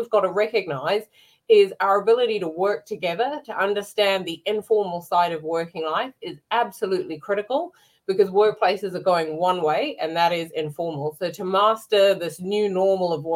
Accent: New Zealand; now in London, United Kingdom; I'm a New Zealander

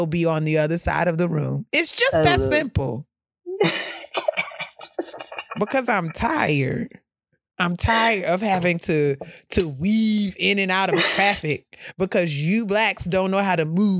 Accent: New York City, New York, United States; as a New Yorker

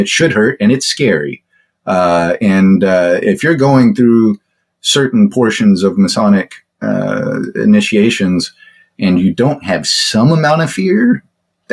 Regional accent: Texas, United States; I'm from Texas

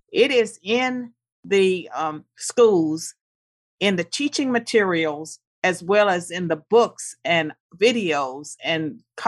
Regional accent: United States; I don't know if that would have been a … success story, because I grew up believing in the American dream. I believed that I lived in the greatest country in the world.

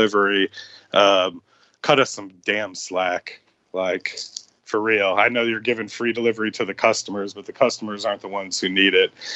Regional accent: Chicago, Illinois, United States; now in Houston, United States; Chicago was my home

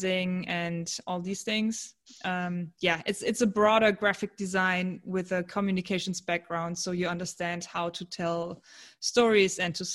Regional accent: Cologne, North Rhine-Westphalia, Germany; I'm from Germany in Cologne

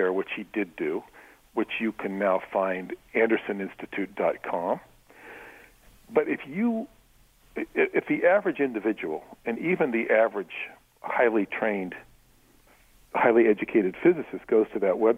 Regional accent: New York, United States; I'm from New York

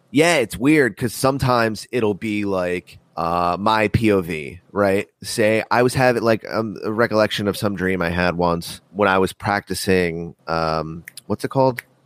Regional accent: United States; I'm born American.

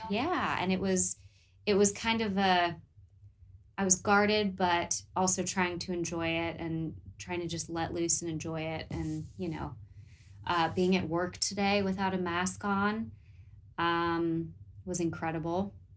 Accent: United States; accent: American; moved away as an adult; now in New Zealand

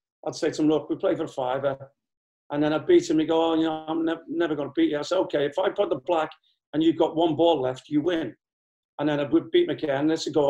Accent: Liverpool, North West England, United Kingdom; I mean, Alvin, with me being a Scouser, obviously helped.

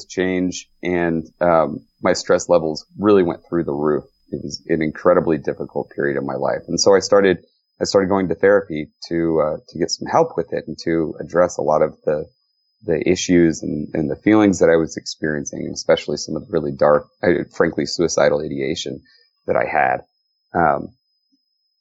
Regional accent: Texas, United States; I grew up in Texas.

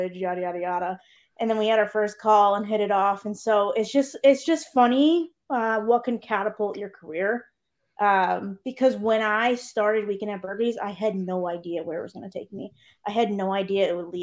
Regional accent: Connecticut, United States; I'm from Connecticut

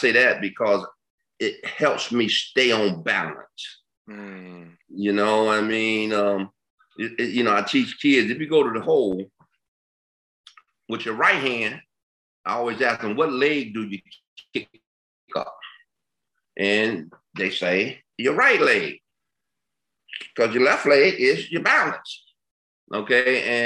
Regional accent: Detroit, Michigan, United States; Detroit. I come from Detroit, east side of Detroit

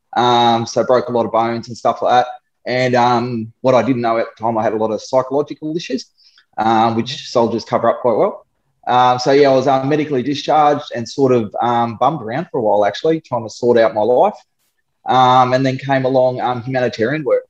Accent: Darwin, Northern Territory, Australia; moved away as an adult; also born or lived in Sydney; I grew up in Darwin

